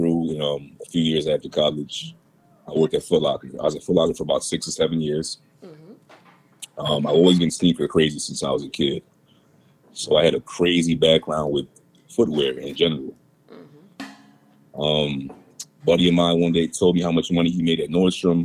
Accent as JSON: {"language": "English", "town": "Philadelphia", "region": "Pennsylvania", "country": "United States", "tie": "born or raised there", "also_born_or_lived": "New York City", "moved": "as an adult", "lives_now": "Los Angeles, United States", "said": "I'm originally from Philadelphia, born and raised"}